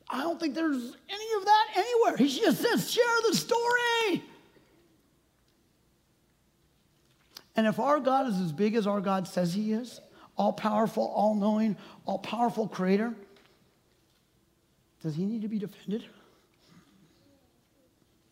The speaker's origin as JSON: {"language": "English", "town": "Maple Valley", "region": "Washington", "country": "United States", "tie": "born or raised there", "said": "I was born and raised in Maple Valley, grew up around Tahoma Elementary"}